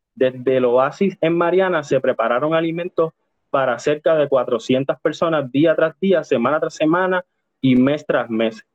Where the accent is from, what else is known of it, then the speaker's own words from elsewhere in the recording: Puerto Rico; nosotros como sujetos puertorriqueños